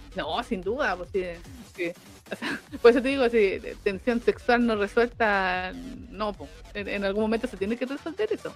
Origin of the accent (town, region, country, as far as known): Chile